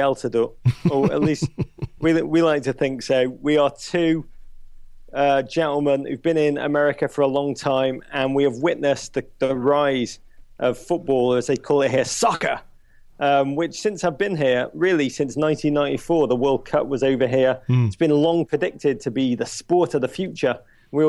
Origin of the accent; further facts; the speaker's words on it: Liverpool, North West England, United Kingdom; being English blokes coming from Liverpool